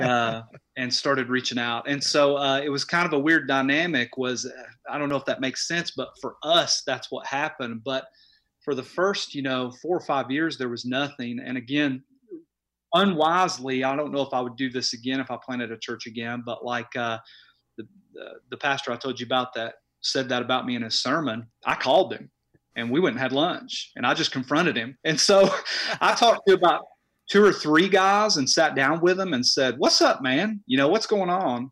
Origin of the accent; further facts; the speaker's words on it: Knoxville, Tennessee, United States; moved away as an adult; now in Crossville, United States; I was born and raised in Knoxville